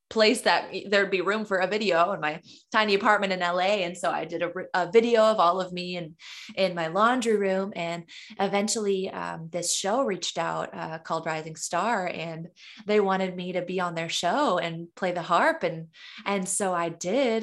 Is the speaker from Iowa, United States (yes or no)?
no; Caro, Michigan, United States; now in Los Angeles, United States; I was born and raised in Carroll, Michigan, a small, tiny town in the thumb